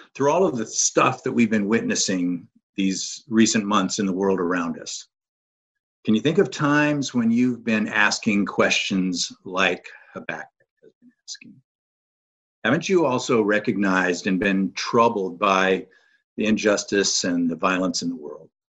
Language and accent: English; North Georgia, United States; I'm from North Georgia area, live in the Canton area, which is north of Atlanta